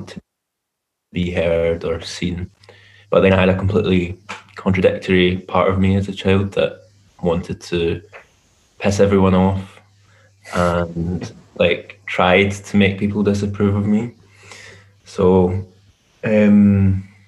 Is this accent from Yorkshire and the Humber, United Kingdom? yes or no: no; Glasgow, Scotland, United Kingdom; I'm from Glasgow in Scotland, and that's where I live